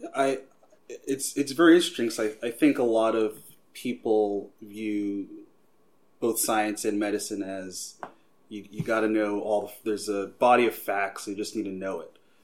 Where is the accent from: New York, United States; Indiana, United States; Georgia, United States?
New York, United States; Long Island; now in Philadelphia, United States; I'm originally from Long Island, New York